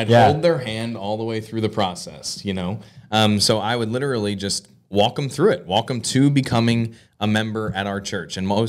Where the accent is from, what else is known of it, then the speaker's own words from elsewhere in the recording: New Jersey, United States; I was born and raised here in South Jersey. For most of my life, I've spent here.